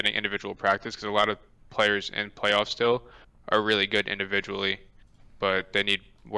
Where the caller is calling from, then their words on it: New York, United States; Orange County, New York.